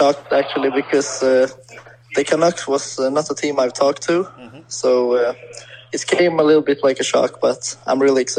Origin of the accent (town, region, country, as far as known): Sweden; born or raised there; English is a second language